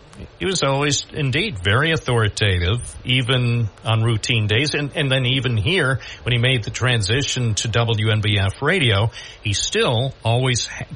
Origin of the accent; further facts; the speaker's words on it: Endicott, New York, United States; also born or lived in Endwell; I grew up here in Endicott and Endwell